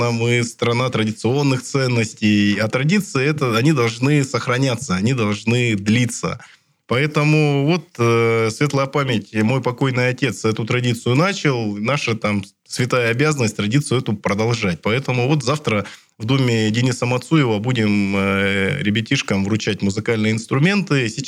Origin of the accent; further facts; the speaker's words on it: Siberia, Russia; Мы сибиряки, люди сильные, мы всегда со всеми Э, сложностями справлялись.